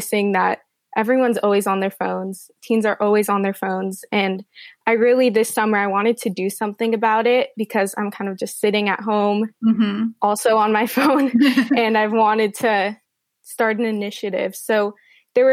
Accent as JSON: {"language": "English", "town": "Los Angeles", "region": "California", "country": "United States", "said": "I'm from Los Angeles."}